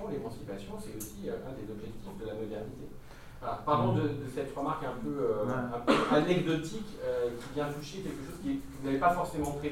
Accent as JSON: {"language": "French", "town": "Vénissieux", "region": "Auvergne-Rhône-Alpes", "country": "France", "said": "moi je viens des Maguettes. C'est un quartier"}